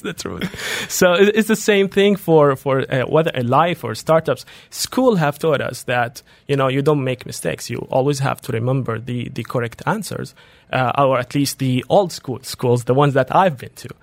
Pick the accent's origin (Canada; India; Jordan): Jordan; moved away as an adult; also born or lived in Dubai; I come from Jordan